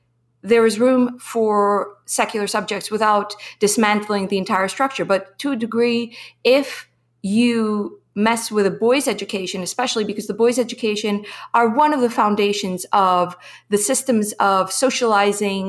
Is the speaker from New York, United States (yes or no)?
yes; Kiryas Joel, New York, United States; I grew up in Satmar in Kiryas Joel